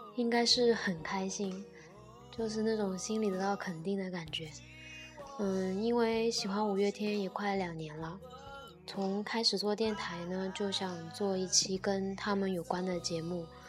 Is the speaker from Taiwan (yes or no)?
no; Nanchang, Jiangxi, China; 我从小在南昌长大，但是说真的，我对南昌的真的没有什么归属感